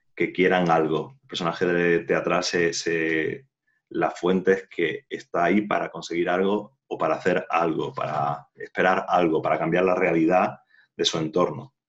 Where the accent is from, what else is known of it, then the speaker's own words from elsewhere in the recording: Jaén, Andalusia, Spain; yo soy de Jaén, de Andalucía